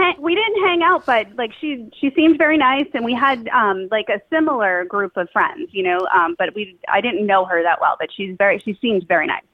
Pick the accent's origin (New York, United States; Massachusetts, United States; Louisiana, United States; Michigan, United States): Massachusetts, United States; Somerville; now in Winchester, United States; I grew up in Somerville